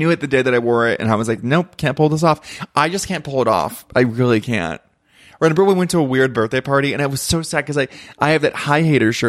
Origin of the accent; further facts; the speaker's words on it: Ventura, California, United States; now in New York, United States; I'm from Ventura and I was raised in a walk-in closet. And so there, I am kind of blue collar